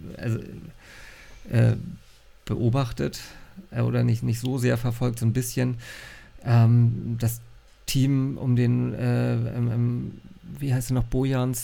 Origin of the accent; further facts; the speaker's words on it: North Frisia, Schleswig-Holstein, Germany; Ich bin ja Nordfriese